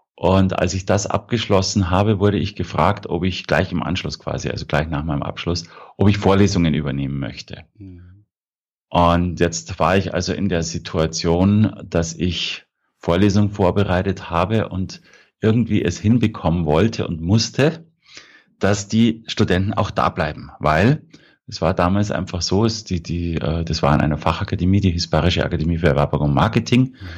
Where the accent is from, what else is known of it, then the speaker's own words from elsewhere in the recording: Prien am Chiemsee, Bavaria, Germany; Also ich bin aufgewachsen am Chiemsee, in Brien am Chiemsee